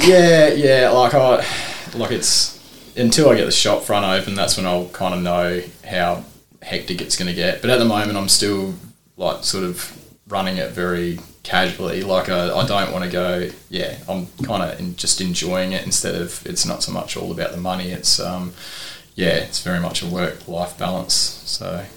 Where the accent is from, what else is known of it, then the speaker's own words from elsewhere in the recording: Port Lincoln, South Australia, Australia; born and bred in Port Lincoln